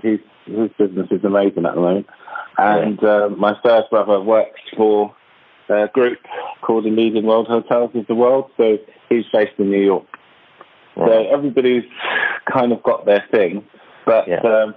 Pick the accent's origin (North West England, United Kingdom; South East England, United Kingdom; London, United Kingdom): London, United Kingdom; I grew up in one of the most revered and feared and hatred areas, I think, in London